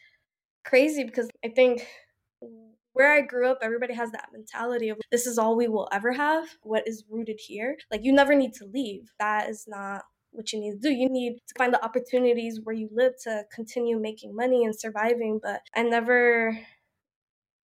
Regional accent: New York City, New York, United States; I grew up in New York.

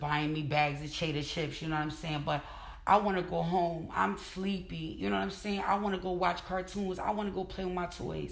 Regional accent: Plainfield, New Jersey, United States; born and raised in Plainfield, New Jersey

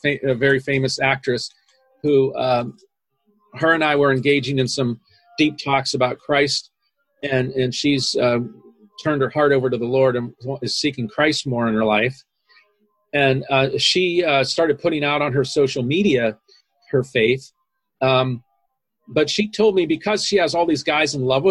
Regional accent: Pittsburgh, Pennsylvania, United States; now in Los Angeles, United States; I grew up in Pittsburgh, Pennsylvania

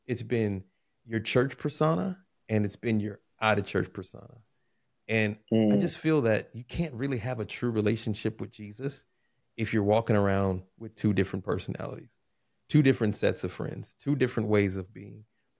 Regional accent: Houston, Texas, United States; So, I come from the beautiful state of Texas. Born in Houston, Texas.

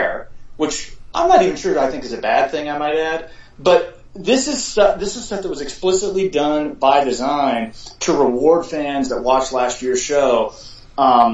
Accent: Charleston, South Carolina, United States; also born or lived in Chattanooga, Tennessee; I've lived virtually my entire life in Charleston, I was born in Chattanooga

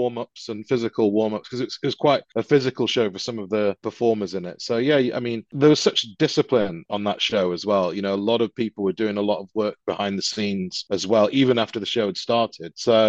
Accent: United Kingdom; I was, because I'm like a Brit as well, so yeah.

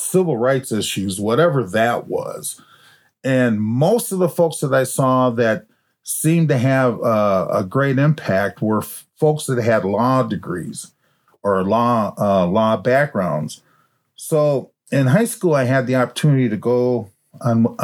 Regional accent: Minneapolis, Minnesota, United States; I was in junior high school over in North Minneapolis

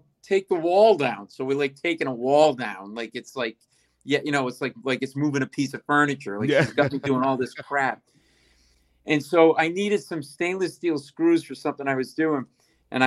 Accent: Providence, Rhode Island, United States; now in New York City, United States; I grew up in Providence, Rhode Island

